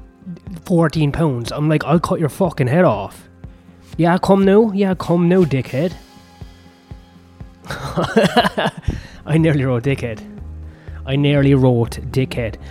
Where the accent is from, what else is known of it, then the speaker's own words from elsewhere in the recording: Ireland; I'm Irish